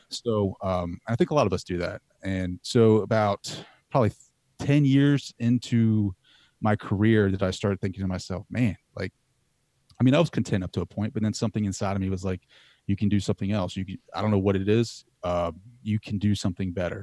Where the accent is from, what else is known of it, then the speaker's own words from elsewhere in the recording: Laurel, Delaware, United States; I grew up in Delaware